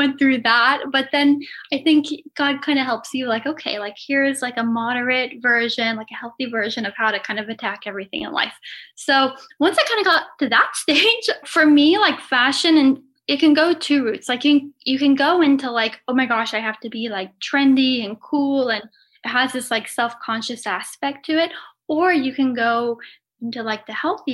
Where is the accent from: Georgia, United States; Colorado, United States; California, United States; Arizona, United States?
California, United States; Los Angeles; growing up in Los Angeles